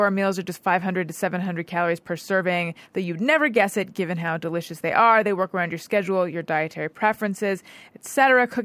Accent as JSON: {"language": "English", "region": "California", "country": "United States", "said": "Orange County."}